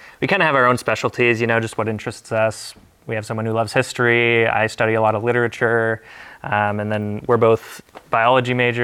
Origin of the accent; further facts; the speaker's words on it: Colorado, United States; I grew up in Colorado